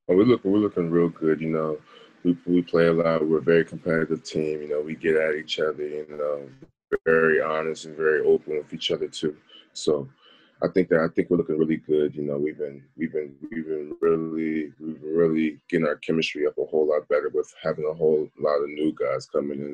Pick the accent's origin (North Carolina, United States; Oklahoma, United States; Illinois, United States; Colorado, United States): North Carolina, United States; Charlotte; also born or lived in Baltimore; I was born in Charlotte, so I knew Charlotte my whole life